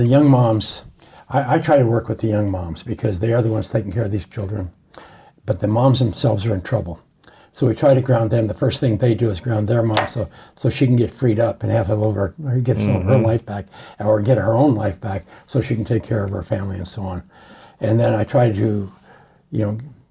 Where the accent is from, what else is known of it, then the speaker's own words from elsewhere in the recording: Montana, United States; now in Palm Springs, United States; I grew up in Montana, up in the Priors